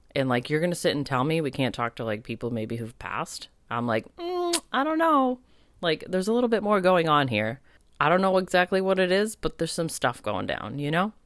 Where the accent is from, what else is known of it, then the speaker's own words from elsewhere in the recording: United States; being raised as an American with Italian, American really strong background